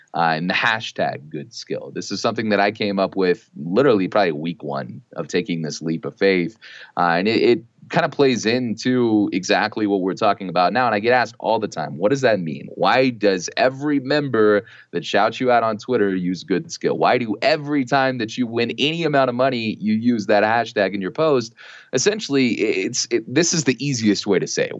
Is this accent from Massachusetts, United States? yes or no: no; Texas, United States; my wife and I, we're both from Texas